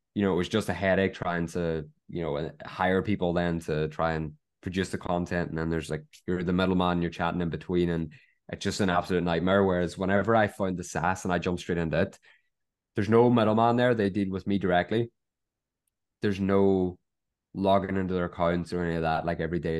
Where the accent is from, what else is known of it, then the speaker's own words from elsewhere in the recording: Ireland; we're all Irish